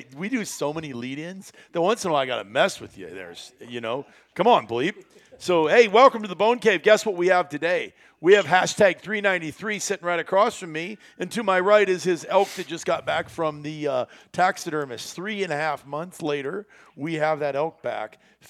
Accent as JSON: {"language": "English", "region": "Iowa", "country": "United States", "tie": "born or raised there", "said": "growing up in Iowa"}